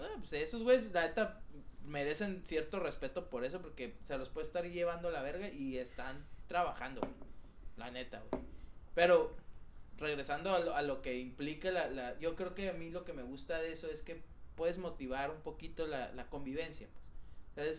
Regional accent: Mexico; soy el único mexicano que trabaja en la empresa en la que trabajo

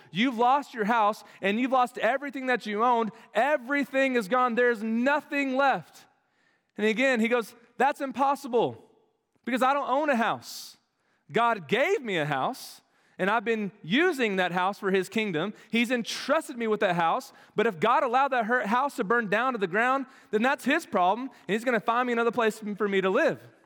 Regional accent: Dallas, Texas, United States; moved away as an adult; now in Arkansas, United States; They all live in the Dallas-Fort Worth area where I grew up.

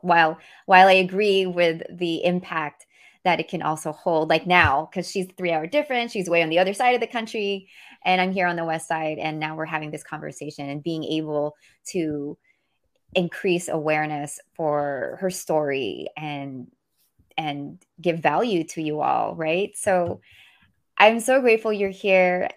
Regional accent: Philippines; I speak we 'cause I'm Filipino

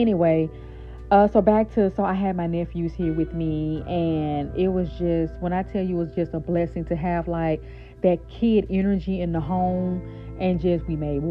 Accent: Shreveport, Louisiana, United States; now in New Orleans, United States; my hometown is Shreveport, Louisiana, right? But I'm currently living in New Orleans

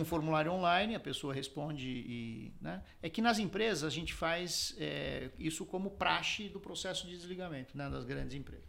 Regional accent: São Paulo, Brazil; also born or lived in Garça, São Paulo (family); eu sou paulistano, mas a família é de Garça, do interior de São Paulo

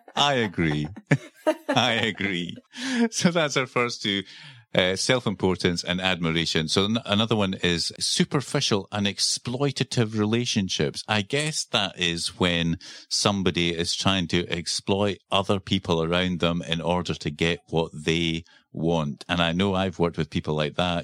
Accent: Scotland, United Kingdom; accent: Scottish; also born or lived in Edinburgh, Scotland; that's my Scottish accent coming out

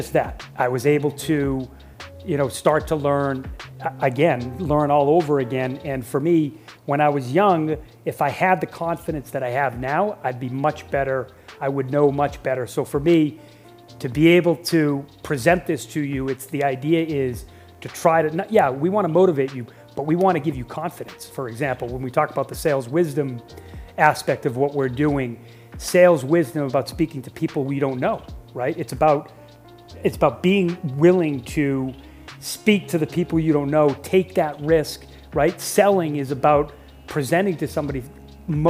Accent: Boston, Massachusetts, United States; I was born in Boston, Massachusetts.

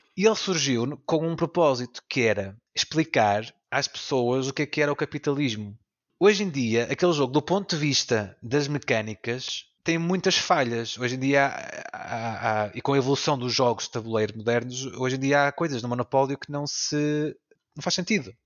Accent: the North, Northern Portugal, Portugal; eu, o Orlando e o Pedro somos aqui do Norte

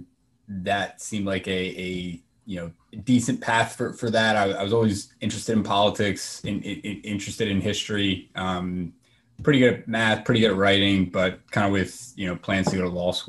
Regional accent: Parkton, Maryland, United States; also born or lived in Delaware; now in Baltimore, United States; grew up in Northern Baltimore County in Parkton

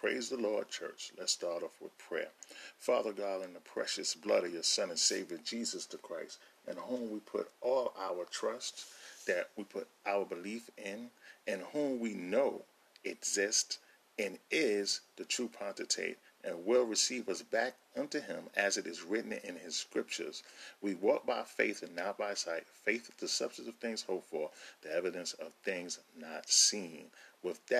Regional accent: New York City, New York, United States; I grew up in a lot of different places, but two of the places I grew up in was in Queens, New York, and was in Brooklyn, New York.

